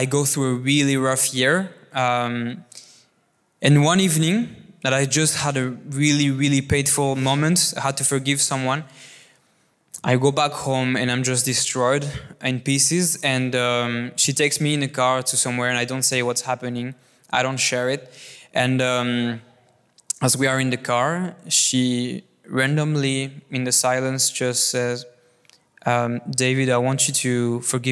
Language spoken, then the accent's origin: English; France; I was born and raised in this beautiful country, what is France